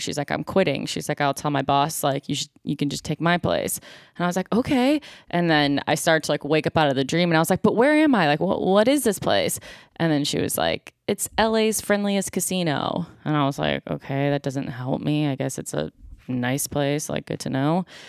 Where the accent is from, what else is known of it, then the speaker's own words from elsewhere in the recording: Buffalo, New York, United States; now in Los Angeles, United States; I'm from Buffalo, New York